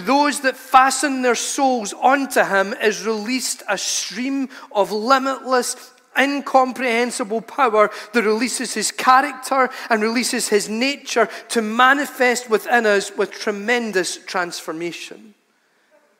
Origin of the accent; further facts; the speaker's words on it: United Kingdom; we're British people